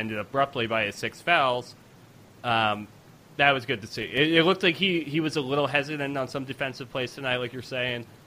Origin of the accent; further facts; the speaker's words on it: Long Island, New York, United States; now in Chicago, United States; I'm from Long Island